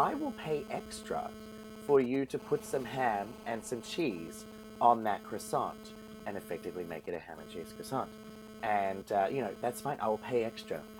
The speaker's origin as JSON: {"language": "English", "country": "Australia", "moved": "yes", "lives_now": "Iceland", "said": "I am an Australian"}